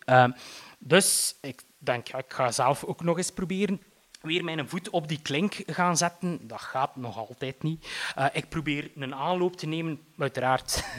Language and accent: Dutch; Eeklo, Flanders, Belgium; ik ben opgegroeid in Eeklo.